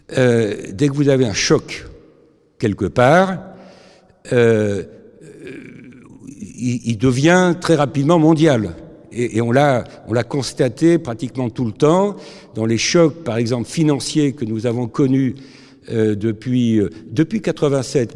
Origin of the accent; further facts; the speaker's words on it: France; je suis français